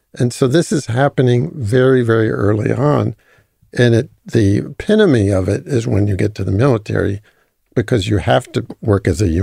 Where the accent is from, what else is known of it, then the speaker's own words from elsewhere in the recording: United States; moved away as an adult; now in Israel; as an American who grew up in the U.S.